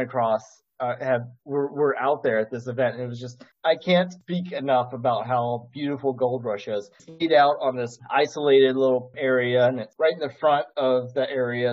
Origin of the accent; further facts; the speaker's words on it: the South, United States; as a Southerner